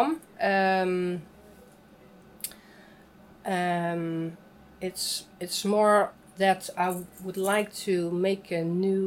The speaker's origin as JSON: {"language": "English", "town": "Amsterdam", "region": "North Holland", "country": "Netherlands", "said": "I'm from Amsterdam."}